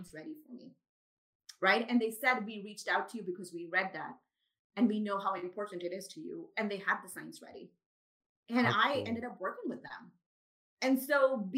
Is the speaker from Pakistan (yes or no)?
yes; Pakistan; first language Urdu; also born or lived in Dubai; now in Karachi, Pakistan; I grew up in Pakistan